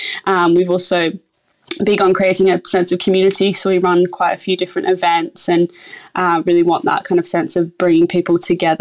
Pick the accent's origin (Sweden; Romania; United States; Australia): Australia; moved away as an adult; now in London, United Kingdom; So I moved to London from Australia in 2016, I think it was.